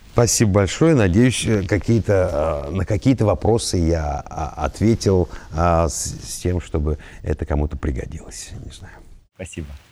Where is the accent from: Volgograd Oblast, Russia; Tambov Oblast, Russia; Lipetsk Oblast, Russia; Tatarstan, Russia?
Volgograd Oblast, Russia; Volgograd; Я родился в Волгограде, в Кировском районе. Во-первых, у нас был двор, как, как и многие дворы